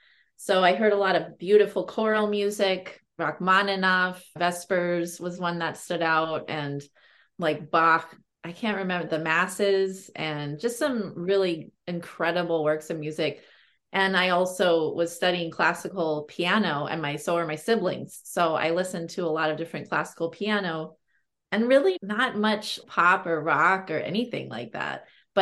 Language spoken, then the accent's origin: English; Berkeley, California, United States; I grew up in Berkeley, California.